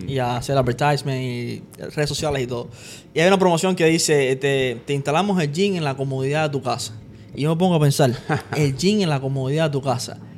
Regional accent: Dominican Republic; es mi pueblo allá, mira. La barra

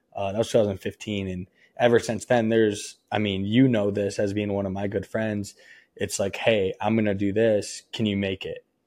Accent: Michigan, United States; moved away; I'm from Michigan

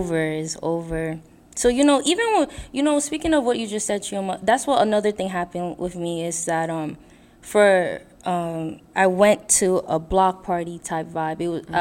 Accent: New York, United States; also born or lived in Brooklyn; I was born in the U.S., right? I was born and raised in New York, but my parents weren't born. They were born in Haiti.

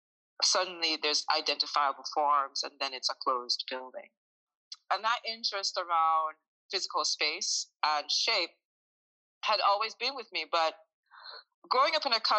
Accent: Jamaica; So I'm originally from Jamaica, a small country, and ever since I was maybe 5 years old, I have been attracted to construction sites

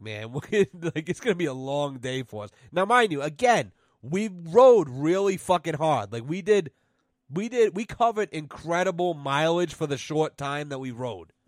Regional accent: Douglas, Massachusetts, United States; I'm from Douglas, Massachusetts.

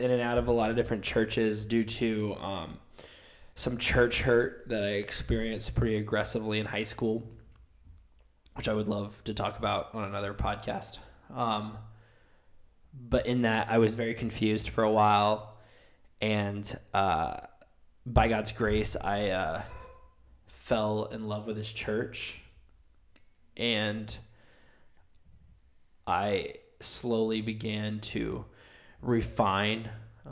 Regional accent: Summerville, South Carolina, United States; I was born and raised in Somerville, South Carolina

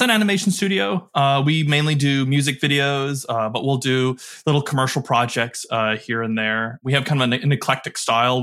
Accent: Michigan, United States; also born or lived in Detroit / Kalamazoo; I grew up in Michigan, Detroit, Kalamazoo, or kinda like the main two spots that I did most of my growing up

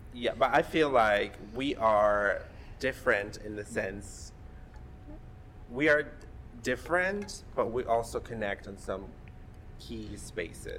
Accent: Mexico; now in Columbus, United States; I grew up in Mexico.

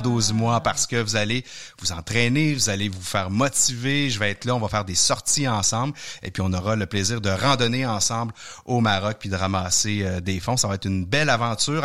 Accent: Sainte-Thérèse, Quebec, Canada; j'ai grandi à Sainte-Thérèse

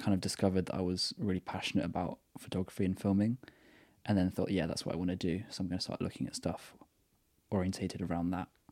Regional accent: Brighton, South East England, United Kingdom; I'm from Brighton, so by the sea.

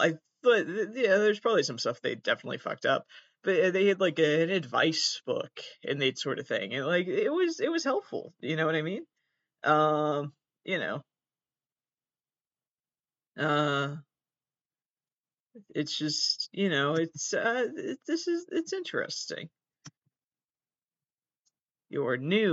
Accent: United States; I'm an American.

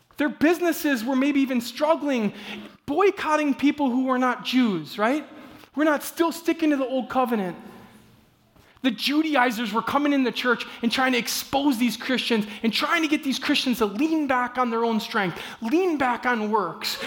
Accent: Midwest, United States; I'm from the Midwest

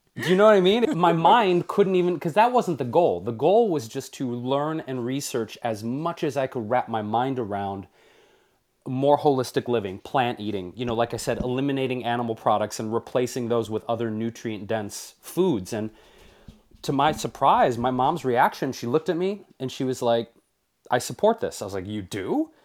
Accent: Detroit, Michigan, United States; moved away; growing up in Detroit, which always has my heart as my home city

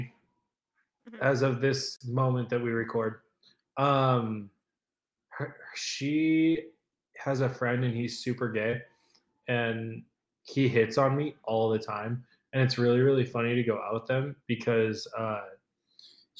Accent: San Diego, California, United States; I'm from San Diego.

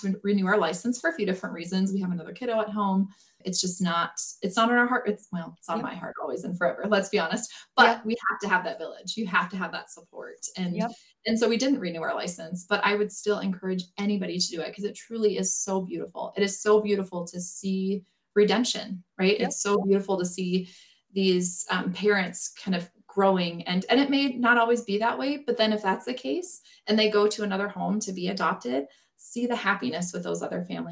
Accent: South Dakota, United States; now in Western Nebraska, United States; I grew up in South Dakota, so I've grown up around this my whole entire life

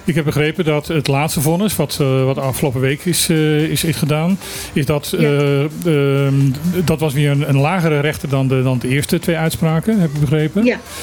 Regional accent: Caribbean Netherlands; wij zijn buureiland van Curaçao. we zijn wel een ander land.

